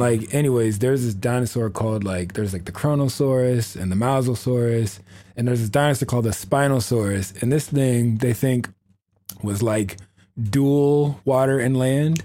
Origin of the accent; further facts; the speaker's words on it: Oceanside, California, United States; I'm from Oceanside